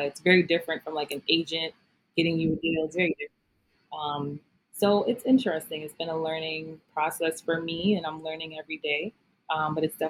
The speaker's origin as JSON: {"language": "English", "town": "New York City", "region": "New York", "country": "United States", "tie": "born or raised there", "moved": "yes", "said": "I am a girl from Brooklyn, New York. Born and raised."}